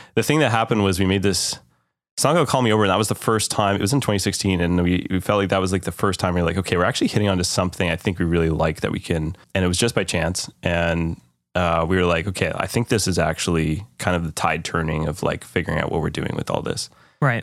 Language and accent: English; Canada; as a Canadian